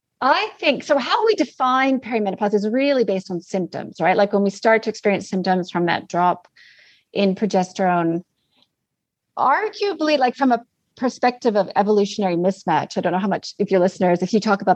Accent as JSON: {"language": "English", "country": "Canada", "also_born_or_lived": "Australia / New Zealand", "said": "I'm currently in Canada. I'm Canadian, but I've been down under for a long, long time."}